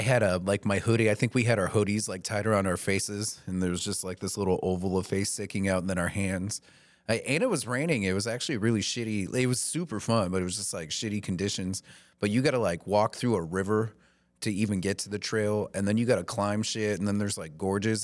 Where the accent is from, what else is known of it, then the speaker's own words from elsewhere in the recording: the South, United States; now in Maine, United States; I grew up in the South